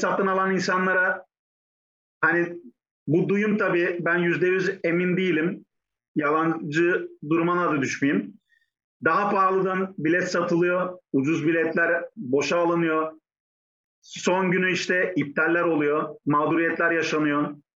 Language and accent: Turkish; Antakya, Hatay, Turkey; moved away as an adult; also born or lived in Saudi Arabia / Yiwu, China; now in China; Hatay Antakya doğumluyum.